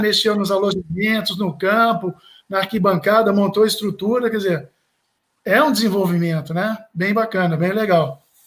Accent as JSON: {"language": "Portuguese", "town": "Belo Horizonte", "region": "Minas Gerais", "country": "Brazil", "said": "eu sou de Belo Horizonte, a terra da montanha, que é Minas Gerais, né?"}